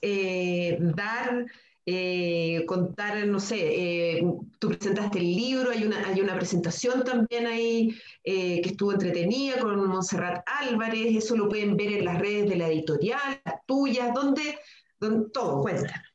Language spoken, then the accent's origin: Spanish; Chile; como sociedad chilena eh, somos muy, muy mm, pacatos